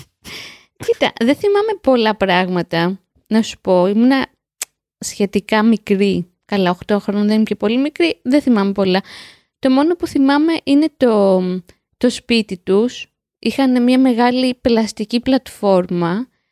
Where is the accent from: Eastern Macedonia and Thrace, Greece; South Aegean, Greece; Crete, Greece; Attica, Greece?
Attica, Greece; Piraeus; Στο σπίτι μεγαλώσαμε, στον Πειραιά.